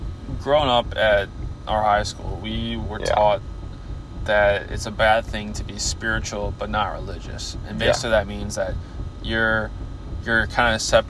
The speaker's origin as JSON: {"language": "English", "country": "United States", "tie": "born or raised there", "said": "me being Christian I'm only Christian because I was born in the United States."}